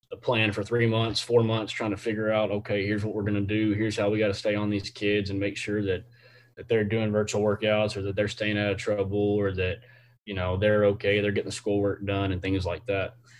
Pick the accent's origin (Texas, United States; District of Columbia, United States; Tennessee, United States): Texas, United States; Temple; I'm from from the Temple area here in Temple, Texas, Central Texas, uh, in between Austin and Waco